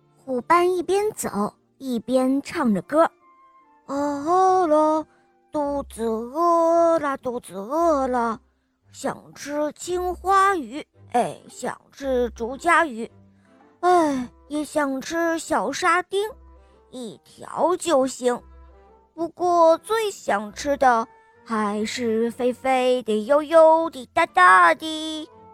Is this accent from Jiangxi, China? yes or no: yes; Nanchang, Jiangxi, China; 我来自南昌